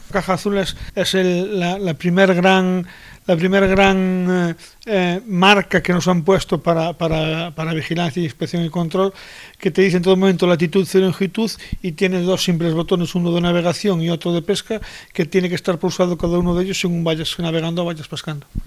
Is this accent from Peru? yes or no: no; Galicia, Spain; en mi tierra, en Galicia